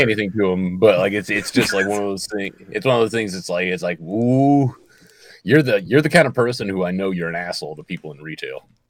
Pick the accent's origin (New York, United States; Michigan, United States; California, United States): Michigan, United States; I'm from Michigan